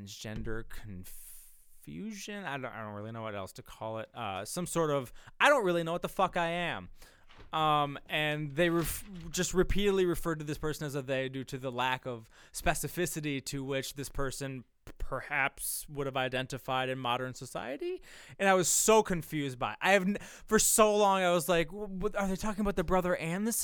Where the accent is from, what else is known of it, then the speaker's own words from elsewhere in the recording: Midwest, United States; being a Midwesterner, not living in a big city